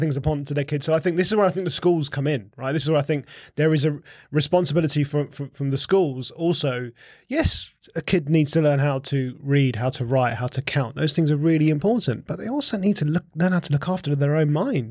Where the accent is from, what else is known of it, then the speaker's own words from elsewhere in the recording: Essex, East of England, United Kingdom; I grew up in Essex